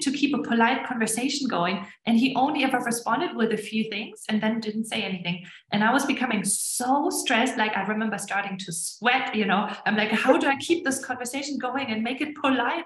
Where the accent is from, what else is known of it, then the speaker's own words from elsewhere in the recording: Germany; moved away as an adult; also born or lived in Estonia; now in United States; I grew up in Germany